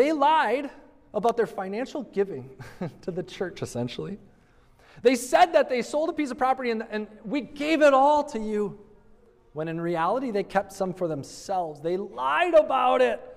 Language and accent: English; United States; as American Christians